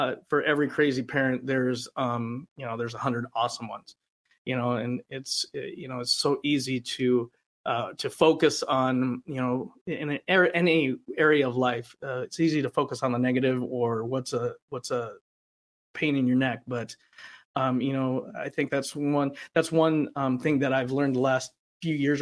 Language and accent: English; Rapid City, South Dakota, United States; moved away as an adult; also born or lived in Los Angeles; in my hometown